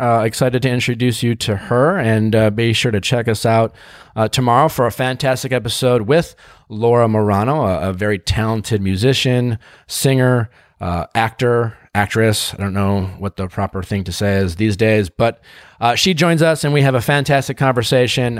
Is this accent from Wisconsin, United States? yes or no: yes; Wisconsin, United States; as a kid growing up in Wisconsin